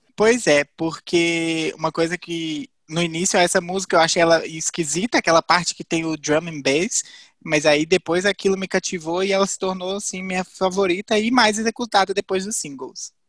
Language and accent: Portuguese; Viçosa, Minas Gerais, Brazil; eu moro em Viçosa, nasci aqui